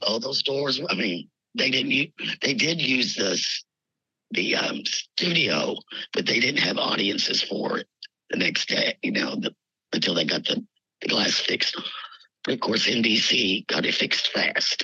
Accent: Kentucky, United States; moved away as an adult; also born or lived in Los Angeles, California; now in Virginia, United States; I was from Kentucky

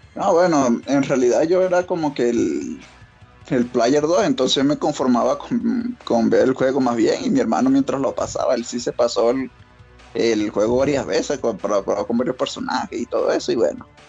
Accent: Venezuela; now in Colombia; ahorita estoy de, Colombia en realidad, pero soy de Venezuela

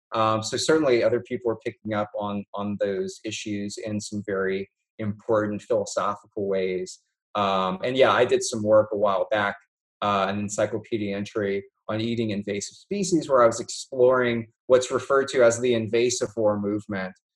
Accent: South Louisiana, United States; also born or lived in Oregon; now in Louisiana, United States; I grew up in South Louisiana

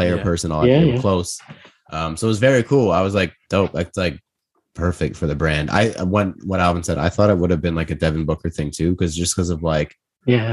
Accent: Toronto, Ontario, Canada; We're all from Toronto

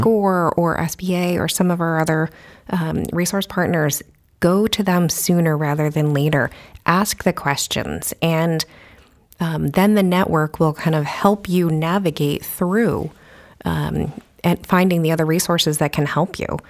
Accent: New York, United States; moved away as an adult; also born or lived in New Hampshire; now in Keene, United States; I am not originally from New Hampshire. I am from New York, but I came up here, went to U N H

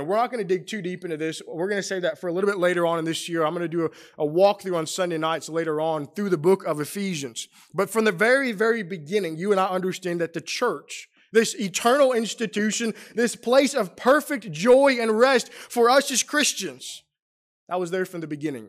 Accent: St. Louis, Missouri, United States; moved away as an adult; also born or lived in Middle Tennessee; now in Roanoke, United States; I grew up in Saint Louis

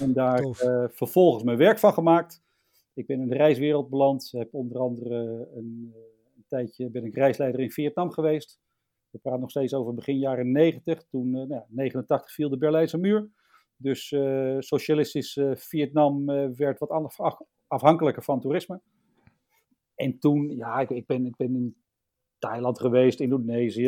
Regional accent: Lisse, South Holland, Netherlands; also born or lived in Amsterdam / Sassenheim; now in Emmen, Netherlands; Ik ben in Amsterdam geboren. In, uh, in Buitenveld om precies te zijn verhuisd eh, naar eh, Lisse toen ik eh, zeven was.

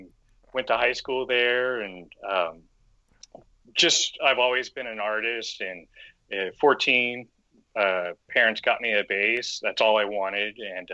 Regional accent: Florida, United States; born there; I was born in Florida, so I was a East Coaster originally, and a product of two military dads.

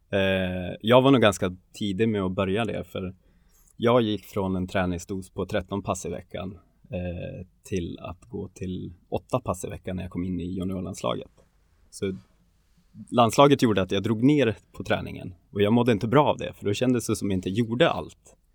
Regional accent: Tärnaby, Västerbotten County, Sweden; omkring, jag är uppväxt i Tärnaby, det är kulturen och det är inget konstigt att, eh, att folk tänker så eller säger så.

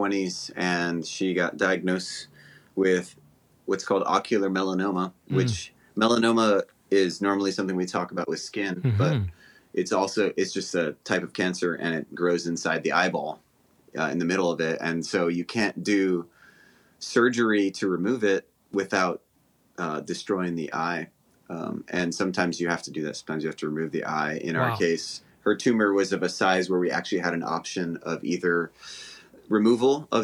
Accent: Honolulu, Hawaii, United States; moved away as an adult; also born or lived in Los Angeles, California; now in Alabama, United States; I grew up in Honolulu, Hawaii

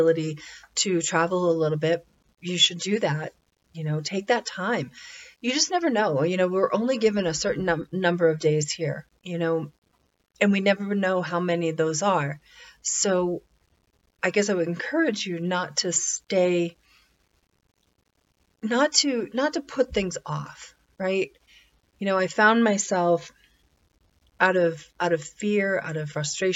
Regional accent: New Hampshire, United States; moved away; I grew up in New Hampshire, and it's a great little state

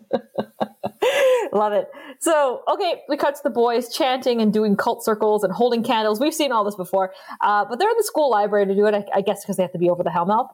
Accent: Northern Ontario, Canada; we are from Canada and these are the true stories coming from our part of the country, which is Northern Ontario

